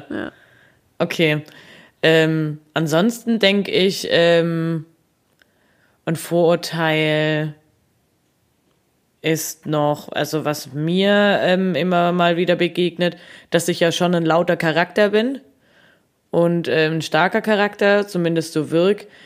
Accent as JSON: {"language": "German", "region": "Baden-Württemberg", "country": "Germany", "said": "ich komme ja gar nicht von hier. Also ich komme ja aus dem Schwabenland und komme vom Dorf"}